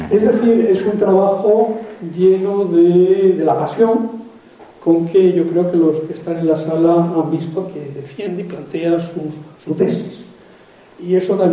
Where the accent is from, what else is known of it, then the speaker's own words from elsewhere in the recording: Spain; Pero es que todos los españoles somos mestizos.